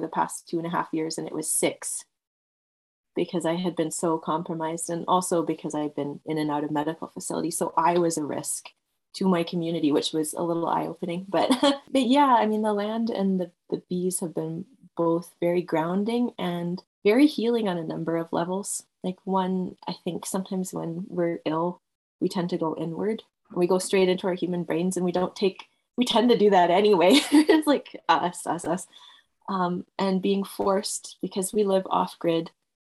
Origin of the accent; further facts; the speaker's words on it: Edmonton, Alberta, Canada; also born or lived in England / Red Deer, Alberta; having spent a lot of my years growing up in Edmonton